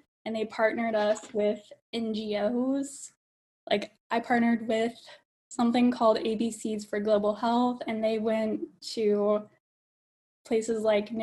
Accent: Alabama, United States; moved away as an adult; now in California, United States; I grew up in Alabama.

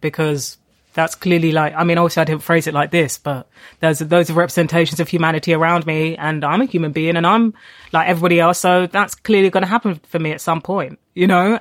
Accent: London, United Kingdom; I, I grew up in Tottenham, I went to school in Haringey

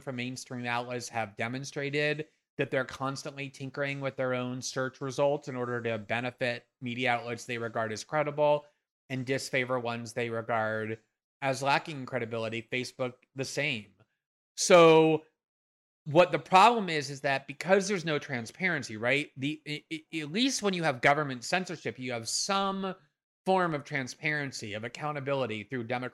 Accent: United States; I'm American

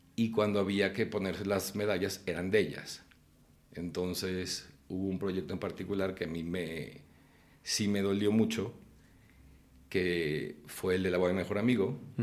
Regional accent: Guadalajara, Jalisco, Mexico; moved away as an adult; Cuando yo estaba chico en Guadalajara, yo empecé a hacer teatro

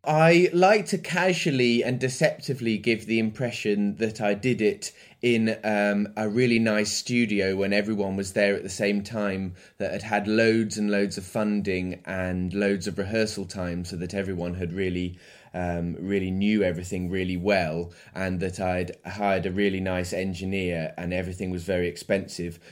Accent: Midlands, United Kingdom; now in London, United Kingdom; I grew up in the Midlands in England and I live in London at the moment

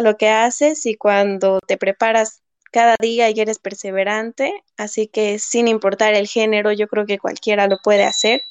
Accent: Sucre, Chuquisaca, Bolivia; moved away as an adult; now in Santa Cruz, Bolivia; Yo soy de Sucre, nací en Sucre, estudié en Sucre

